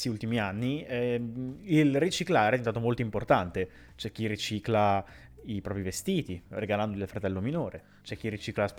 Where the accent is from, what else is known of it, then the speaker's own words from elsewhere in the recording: Rome, Lazio, Italy; io sono di Roma capitale.